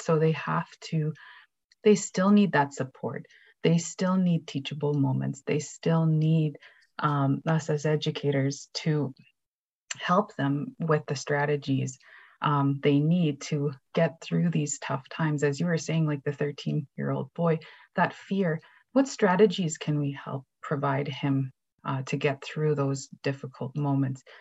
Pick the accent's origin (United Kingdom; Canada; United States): Canada; moved away; also born or lived in Treaty 2 territory; I am a Cree educator from Treaty 5 territory, currently living and working in Treaty 2